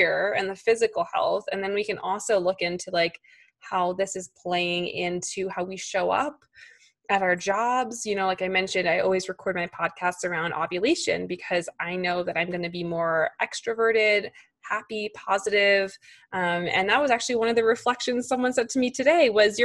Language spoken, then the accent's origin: English; New York, United States; as a New Yorker, type A perfectionist, like career woman